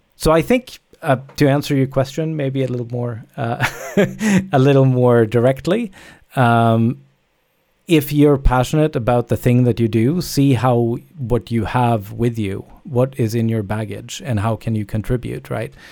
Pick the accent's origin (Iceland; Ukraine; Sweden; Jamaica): Sweden; moved away; also born or lived in Canada; I'm from Sweden originally, but I, I, I moved, uh, a long time ago.